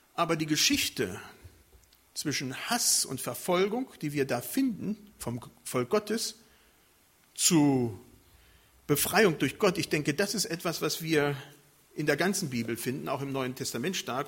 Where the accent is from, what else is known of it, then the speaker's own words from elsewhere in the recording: Germany; Bei uns in Deutschland